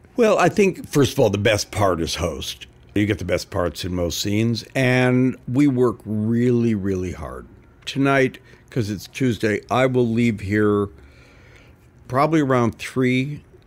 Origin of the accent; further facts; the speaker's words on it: Canada; moved away; also born or lived in New York / Los Angeles; growing up in Canada